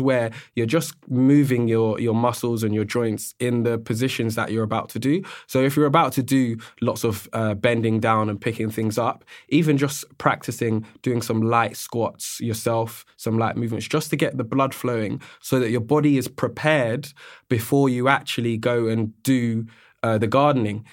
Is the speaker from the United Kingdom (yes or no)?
yes; London, United Kingdom; also born or lived in Australia; I'm born and raised in London, And being a Londoner